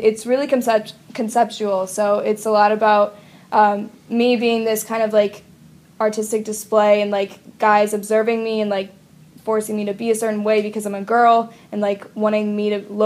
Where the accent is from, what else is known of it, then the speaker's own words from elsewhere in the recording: Pittsburgh, Pennsylvania, United States; this guy that I knew from Pittsburgh, my hometown